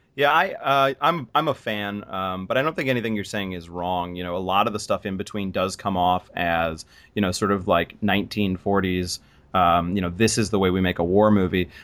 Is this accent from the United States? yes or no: yes; United States; as an American